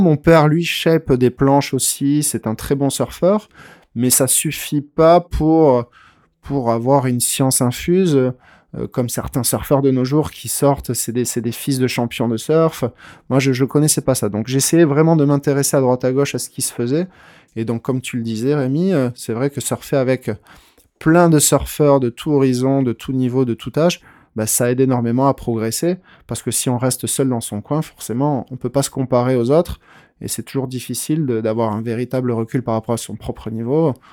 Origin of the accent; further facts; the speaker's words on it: Tarnos, Nouvelle-Aquitaine, France; now in Anglet, France; à Tarnos, moi, j'ai fait mes, premières armes